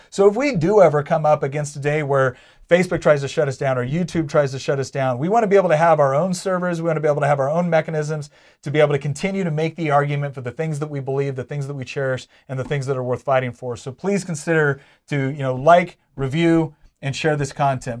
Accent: Charlottesville, Virginia, United States; I'm from Charlottesville

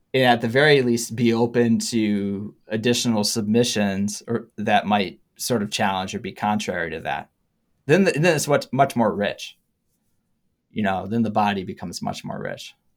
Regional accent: Harbor Springs, Michigan, United States; now in East Lansing, United States; my hometown in Harbor Springs, Michigan

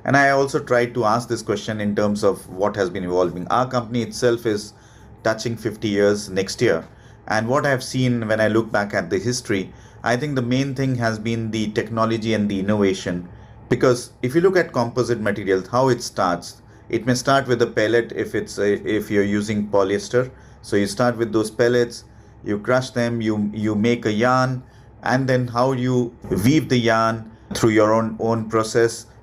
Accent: India; moved away as an adult; also born or lived in Paris, France; I was born and brought up in India. I studied there. I worked there for nearly 6 to 7 years.

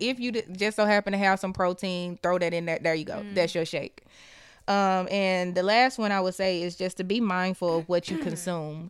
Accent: the South, United States; we're from the South

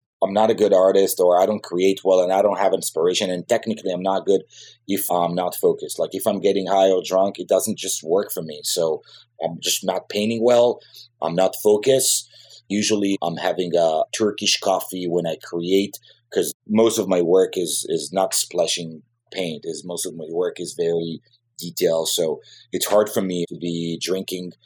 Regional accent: Jerusalem, Jerusalem District, Israel; English is a second language; moved away as an adult; now in Los Angeles, United States; I grew up in Southeast Jerusalem, which is a very aggressive place to grow up

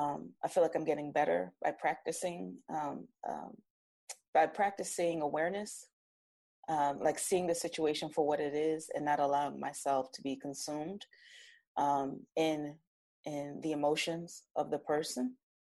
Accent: New Jersey, United States; My accent changes. I'm from South Jersey. I'm very Jersey, you know

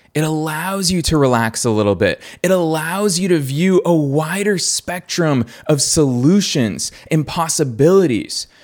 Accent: Boston, Massachusetts, United States; good old Boston, which is my hometown

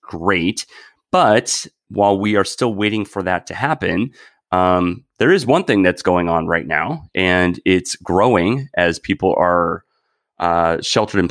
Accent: Wisconsin, United States; moved away as an adult; now in San Francisco, United States; growing up in Wisconsin

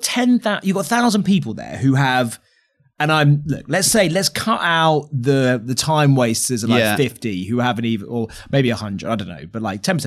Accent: London, United Kingdom; a Londoner, I'm outraged that we weren't the first choice for everyone.

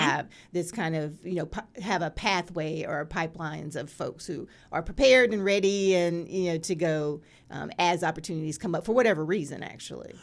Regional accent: North Carolina, United States; I'm from North Carolina

